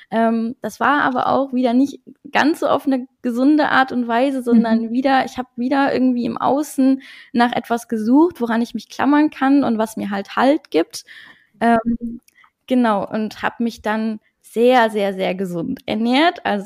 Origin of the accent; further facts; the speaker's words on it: Luxembourg; German is a second language; moved away as an adult; now in North Rhine-Westphalia, Germany; Ich komme ursprünglich aus Luxemburg, also Deutsch, äh, Deutsch ist auch gar nicht meine Muttersprache. Und äh, genau, ich wohne jetzt seit vier Jahren ungefähr in NRW